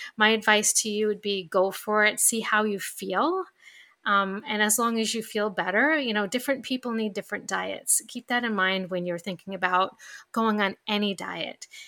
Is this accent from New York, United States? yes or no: yes; New York, United States; accent: New York; my New York accent just came out